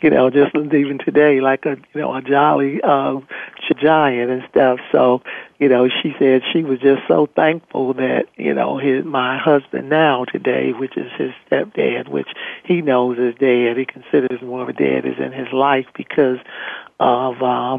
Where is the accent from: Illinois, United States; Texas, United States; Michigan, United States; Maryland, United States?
Michigan, United States; moved away; also born or lived in Ohio; I was originally from Michigan, but I moved to Ohio